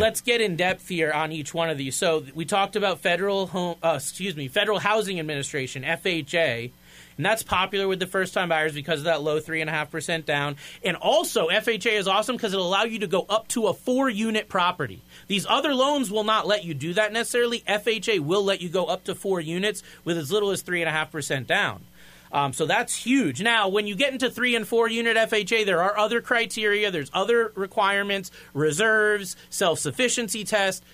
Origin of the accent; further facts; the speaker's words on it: Florida, United States; moved away as an adult; now in New England, United States; I'm from Florida. I don't like the cold